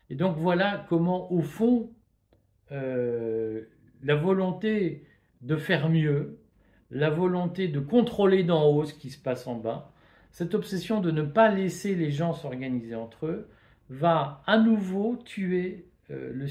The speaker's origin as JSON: {"language": "French", "country": "Belgium", "said": "Regardez Rotterdam, moi, vous le savez, je viens de Belgique."}